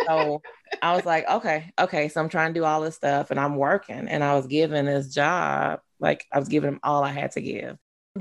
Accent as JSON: {"language": "English", "town": "Baton Rouge", "region": "Louisiana", "country": "United States", "tie": "born or raised there", "said": "I grew up in uh, Baton Rouge. I grew up in South Louisiana."}